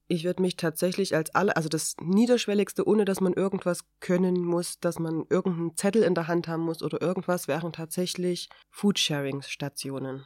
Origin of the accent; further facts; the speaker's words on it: Chemnitz, Saxony, Germany; hier bei uns in Chemnitz halt, weil ich Sozialarbeiterin bin